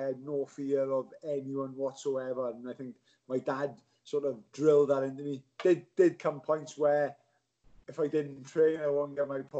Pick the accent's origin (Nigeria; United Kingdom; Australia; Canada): United Kingdom; Swansea, Wales; Swansea boy, Genros. I was a Genros boy